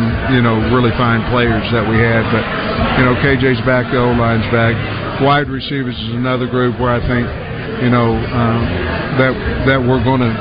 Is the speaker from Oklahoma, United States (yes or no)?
yes; Oklahoma, United States; now in Arkansas, United States; I'm from Oklahoma